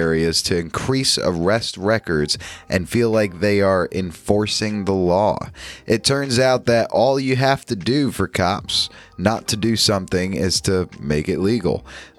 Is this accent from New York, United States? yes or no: yes; New York, United States; my home state, down in New York City.